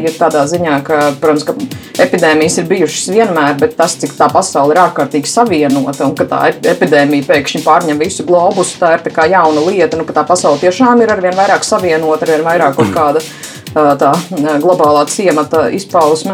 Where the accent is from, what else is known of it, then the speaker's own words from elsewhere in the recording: Latvia; mēs latvieši